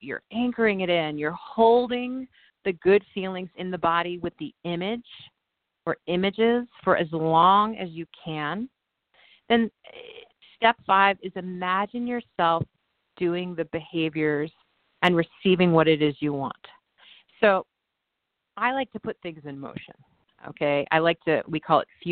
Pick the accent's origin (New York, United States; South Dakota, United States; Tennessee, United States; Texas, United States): New York, United States; moved away as an adult; now in California, United States; being a New Yorker